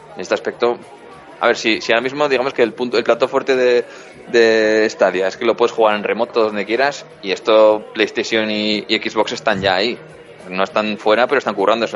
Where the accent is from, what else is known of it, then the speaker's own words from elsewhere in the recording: Pamplona, Navarre, Spain; mi tierra, en Pamplona